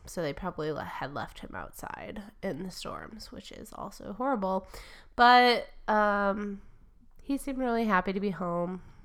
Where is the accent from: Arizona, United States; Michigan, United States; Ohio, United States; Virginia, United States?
Michigan, United States; I'm from Michigan and I overpronounce vowels